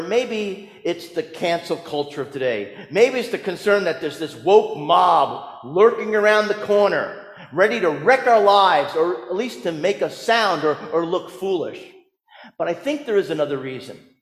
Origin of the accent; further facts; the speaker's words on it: New Jersey, United States; growing up in New Jersey